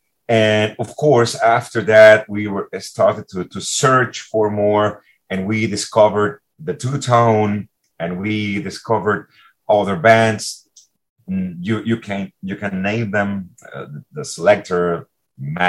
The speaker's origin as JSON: {"language": "English", "town": "Caracas", "region": "Capital District", "country": "Venezuela", "tie": "born or raised there", "said": "Caracas, my hometown."}